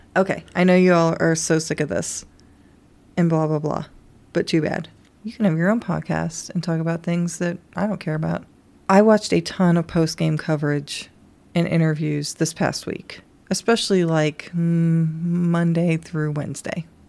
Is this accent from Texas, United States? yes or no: no; Kentucky, United States; moved away; I grew up on Dunkin' Donuts in Kentucky